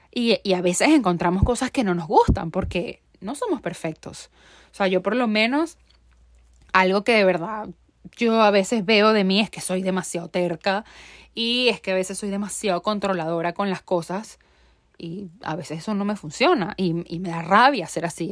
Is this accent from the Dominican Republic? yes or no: no; Venezuela; moved away as an adult; also born or lived in Barquisimeto, Venezuela; now in United States; yo lo dejé todo en mi país. O sea, yo soy yo dejé todo en Venezuela, o sea, salí de Venezuela